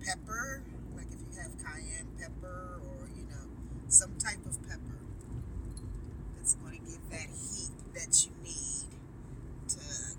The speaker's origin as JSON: {"language": "English", "town": "Cleveland", "region": "Ohio", "country": "United States", "tie": "born or raised there", "said": "I've been here all my life. Okay. What part? Right here in Cleveland."}